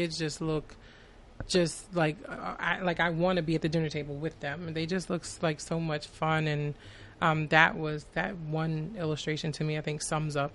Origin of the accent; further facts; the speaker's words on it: Long Island, New York, United States; I was born and raised in Long Island